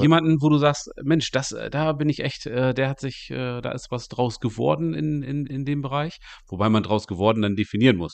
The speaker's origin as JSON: {"language": "German", "area": "East Frisia", "region": "Lower Saxony", "country": "Germany", "said": "ich komme ja hier aus Ostfriesland"}